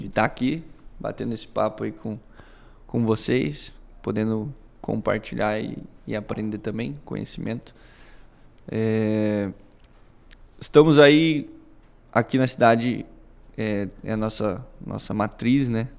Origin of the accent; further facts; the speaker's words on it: Bahia, Brazil; Eu nasci aqui, então meu pai e minha mãe me tiveram aqui. É, sou baiano